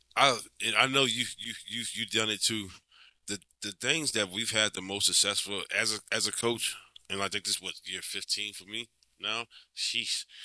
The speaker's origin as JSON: {"language": "English", "region": "Louisiana", "country": "United States", "tie": "born or raised there", "said": "this is my hometown. This is this is where I'm from"}